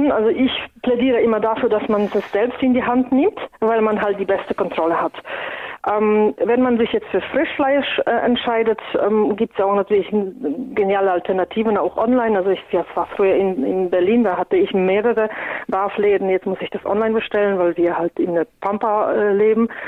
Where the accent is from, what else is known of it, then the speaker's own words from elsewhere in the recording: Poland; now in Germany; Ich komme ja ursprünglich aus Polen und wir essen traditionell sehr viel Graupen aus unterschiedlichen Getreidesorten.